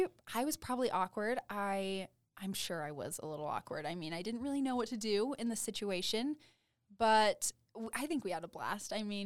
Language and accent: English; Ogden, Utah, United States; I'm from Ogden